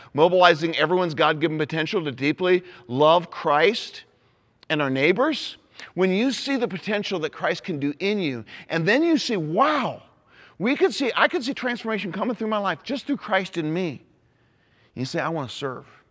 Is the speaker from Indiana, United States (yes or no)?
yes; Indianapolis, Indiana, United States; I'm an Indianapolis Colts fan 'cause that's my hometown